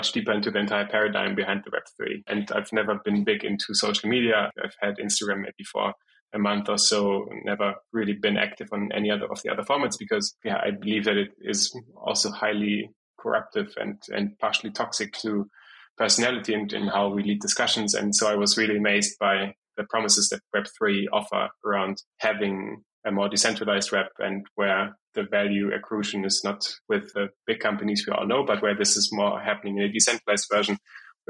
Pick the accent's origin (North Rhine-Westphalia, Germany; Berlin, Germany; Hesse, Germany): Hesse, Germany; Frankfurt; also born or lived in Brazil; I was born and raised in Frankfurt in Germany